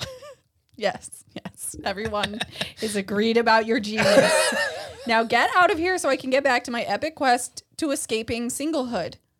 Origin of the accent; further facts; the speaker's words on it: Springfield, Missouri, United States; moved away as an adult; now in Los Angeles, United States; the Gypsy Rose Blanchard happened in my hometown, and it happened the week that I moved to L A.